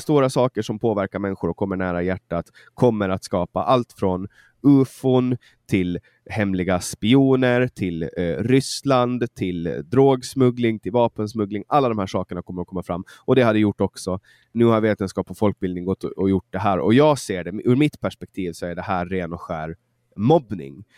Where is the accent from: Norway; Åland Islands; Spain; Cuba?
Åland Islands; Mariehamn; Mariehamn, min hemstad